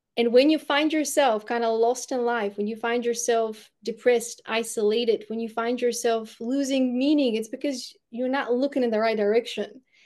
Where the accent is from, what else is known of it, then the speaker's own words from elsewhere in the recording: Bulgaria; first language Bulgarian; English is a second language; moved away as an adult; English isn't my first language, it's Bulgarian. I spent the first eighteen years of my life in Bulgaria